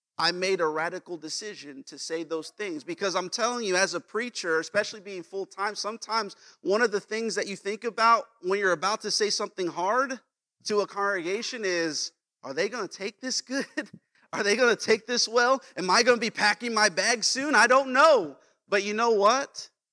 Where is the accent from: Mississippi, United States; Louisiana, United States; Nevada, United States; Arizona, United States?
Nevada, United States; Las Vegas; moved away as an adult; Las Vegas, where I'm from